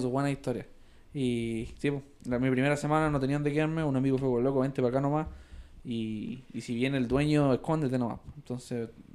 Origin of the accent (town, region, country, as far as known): Ecuador; also born or lived in Peru; now in Utah, United States